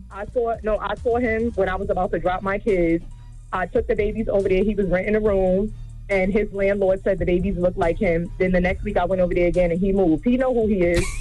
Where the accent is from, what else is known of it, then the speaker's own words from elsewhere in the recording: Westchester County, New York, United States; now in Brooklyn, United States; I'm originally from Westchester County, but I live in Brooklyn